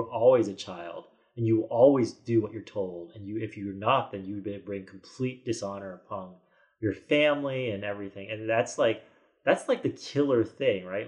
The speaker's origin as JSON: {"language": "English", "country": "United States", "tie": "born or raised there", "said": "a kid growing up in America"}